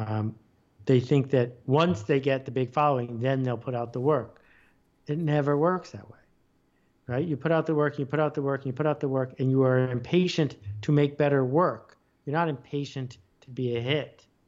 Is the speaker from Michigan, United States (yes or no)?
no; Buffalo, New York, United States; I grew up in Buffalo, New York.